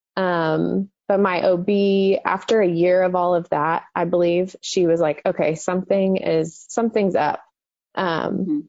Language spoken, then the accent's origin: English; Dallas, Texas, United States; I grew up in the Dallas Fort Worth area um, my whole life